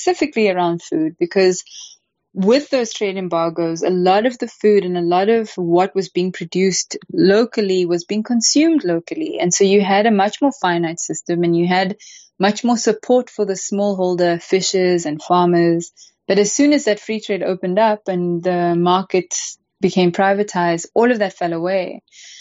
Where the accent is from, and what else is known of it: South Africa